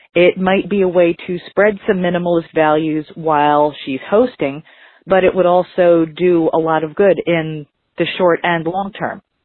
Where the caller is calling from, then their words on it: Philadelphia, Pennsylvania, United States; I'm calling from Philadelphia.